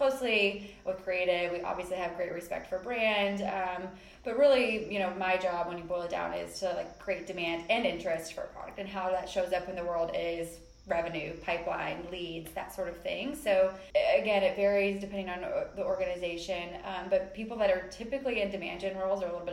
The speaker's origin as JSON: {"language": "English", "region": "Kentucky", "country": "United States", "also_born_or_lived": "San Francisco", "moved": "yes", "lives_now": "New York, United States", "said": "I am originally from Kentucky, so you may or may not hear an accent."}